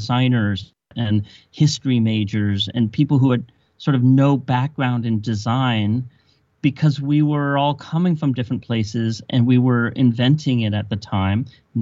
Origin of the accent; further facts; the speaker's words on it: South Bay, Silicon Valley, California, United States; I grew up in the South Bay in what is now called Silicon Valley